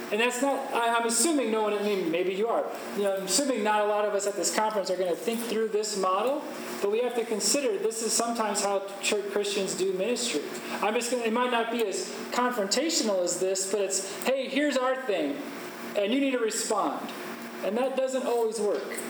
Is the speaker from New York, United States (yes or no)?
no; Chicago, Illinois, United States; I'm from Chicago. That's where I live